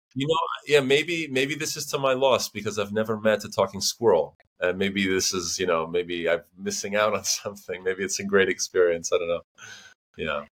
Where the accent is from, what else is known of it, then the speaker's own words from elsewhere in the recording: United States; moved away as an adult; also born or lived in New Hampshire / Boston / Chicago / St. Petersburg, Russia; now in Barcelona, Spain; I am originally from America, from New Hampshire, from Boston, but right now I live in Barcelona